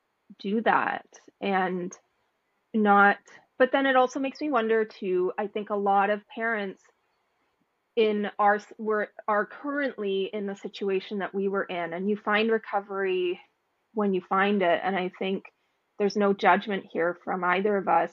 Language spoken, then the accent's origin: English; Canada; I came from Canada where you can't drink in the street